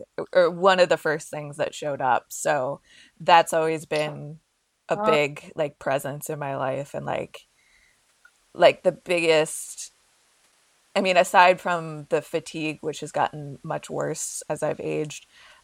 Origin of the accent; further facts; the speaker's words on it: New Jersey, United States; I grew up in New Jersey